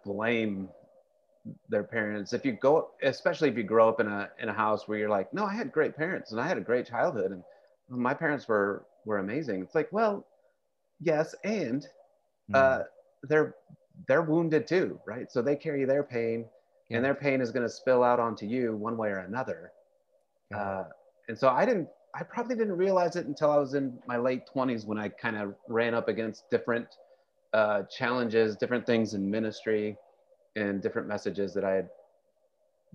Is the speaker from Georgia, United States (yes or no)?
no; Fresno, California, United States; now in Portland, United States; I grew up in Fresno, California